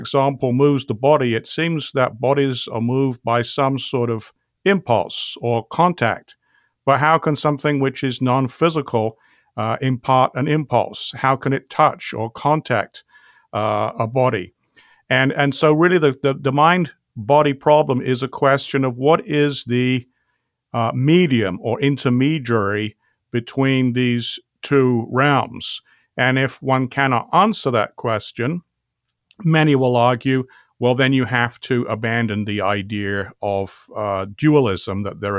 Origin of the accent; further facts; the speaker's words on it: England, United Kingdom; accent: British; I grew up in England. My father's parents were both from Normandy, France, however, so that's where the French surname comes from.